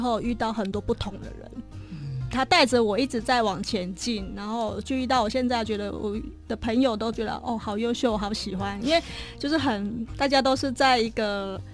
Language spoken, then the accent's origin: Chinese; Taiwan; 我们是台湾人嘛